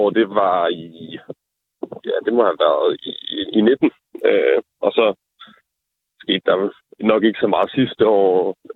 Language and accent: Danish; Venø, Central Denmark Region, Denmark; moved away; jeg laver måske ikke lige det store på Venø. Det er jo bare der, hvor jeg voksede op